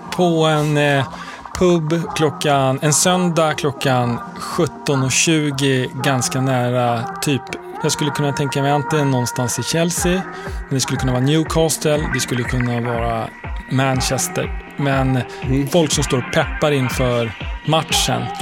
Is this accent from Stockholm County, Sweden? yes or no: yes; Stockholm, Stockholm County, Sweden; also born or lived in Lund; jag växte upp i Högdalen